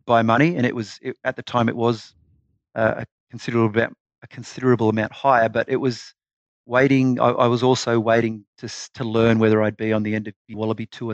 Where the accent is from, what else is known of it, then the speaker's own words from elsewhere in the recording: Mudgee, New South Wales, Australia; also born or lived in Deniliquin / Newcastle; Mudgee was a, a fantastic place to grow up. Uh, I, I moved there with my family when I was in year two in primary school, so around seven years of age.